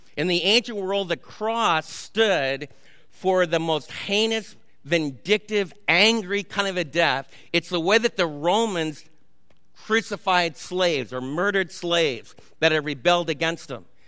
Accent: New York, United States; moved away; I was raised in New York when the mafia totally controlled Little Italy

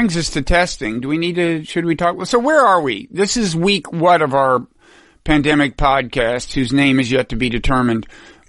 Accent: Texas, United States; now in New Jersey, United States; In my current state of New Jersey, the state parks reopened today. In my home state of Texas

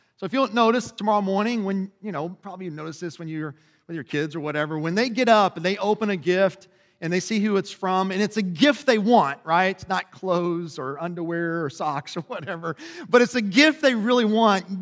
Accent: Lebanon Junction, Kentucky, United States; I grew up in Lebanon Junction, which is about thirty miles south of here

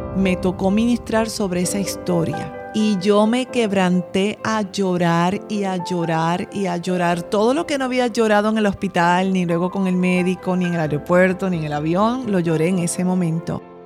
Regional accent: Bayamón, Puerto Rico; yo soy de Puerto Rico y nací en un pueblo que se llama Bayamón y allí prácticamente nací en la iglesia

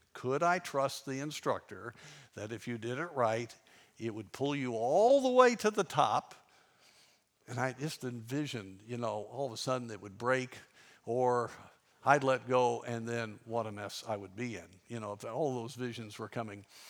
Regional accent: Durango, Colorado, United States; I grew up in Durango, Colorado

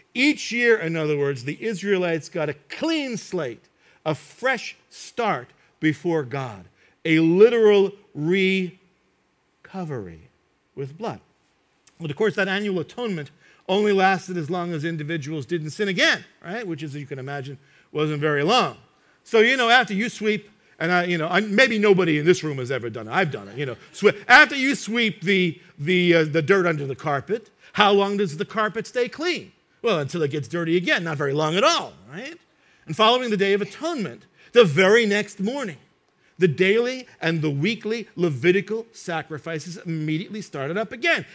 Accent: United States; I grew up in New York and New Jersey

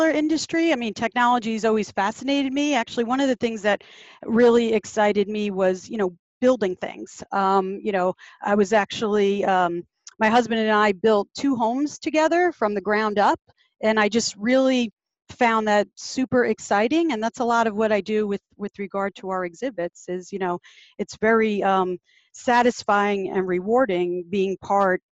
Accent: Bergen County, New Jersey, United States; also born or lived in Pleasantville, New York; I grew up in Bergen County, New Jersey

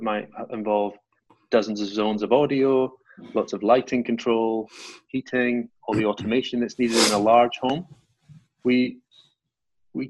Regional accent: Highlands of Scotland, United Kingdom; moved away as an adult; now in Norfolk, United Kingdom; I grew up in the Highlands of Scotland, about 500 miles away from where I'm based now.

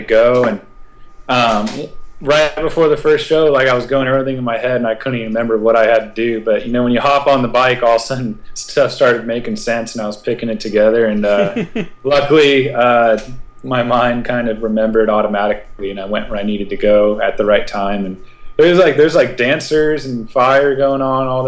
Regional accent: California, United States; I'm from California

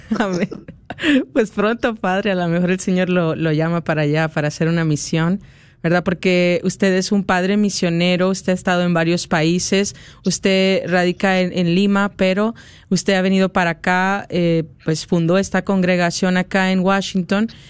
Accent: Mexico; Soy mexicana

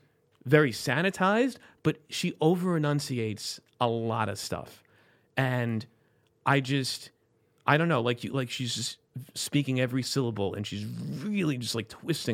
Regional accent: Florida, United States; I'm from South Florida. I shouldn't sound like this

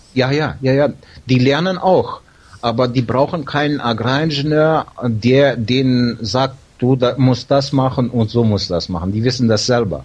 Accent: Siberia, near Novosibirsk, Novosibirsk Oblast, Russia; moved away

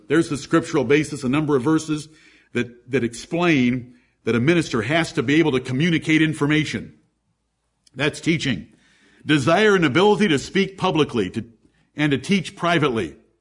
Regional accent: Ann Arbor, Michigan, United States; I'm from Ann Arbor

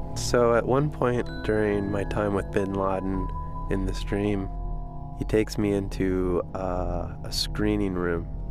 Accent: Chicago, Illinois, United States; I'm from Chicago.

